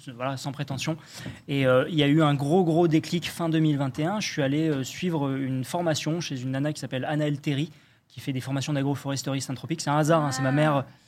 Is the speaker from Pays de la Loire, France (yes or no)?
no; Dordogne, Nouvelle-Aquitaine, France; moved away; je suis de Dordogne à la base, donc j'ai grandi là-bas, donc vraiment la Dordogne rurale pour le coup